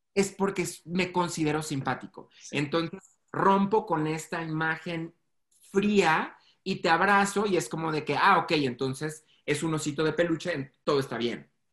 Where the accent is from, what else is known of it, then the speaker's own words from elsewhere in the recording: Mexico; soy mexicano